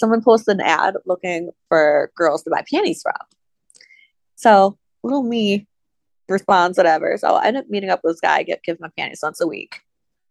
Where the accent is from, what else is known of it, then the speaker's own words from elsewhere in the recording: Ohio, United States; now in the South, United States; I grew up in Ohio